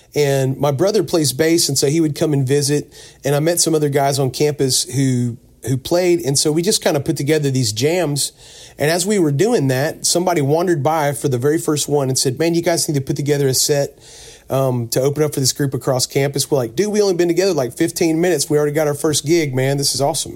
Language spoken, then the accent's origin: English; Pensacola, Florida, United States; now in Mount Juliet, United States; I grew up on the Gulf Coast down around Pensacola, Florida